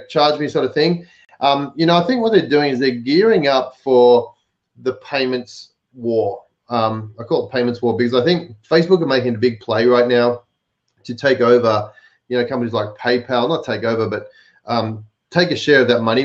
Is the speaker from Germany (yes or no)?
no; Melbourne, Victoria, Australia; In Melbourne, my hometown